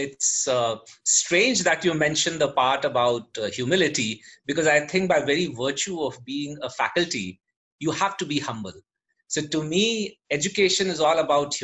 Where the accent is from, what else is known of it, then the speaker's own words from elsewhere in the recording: Kanpur, Uttar Pradesh, India; first language English and Sanskrit; I was born and brought up in Kanpur